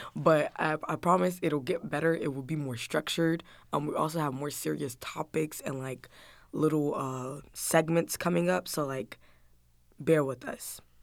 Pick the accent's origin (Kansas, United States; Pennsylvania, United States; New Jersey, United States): New Jersey, United States; also born or lived in Atlanta, Georgia, United States; I moved up to Jersey